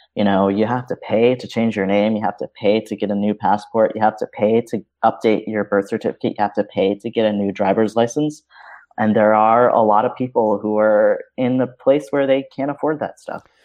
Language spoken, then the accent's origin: English; New York City, New York, United States; I was born in New York City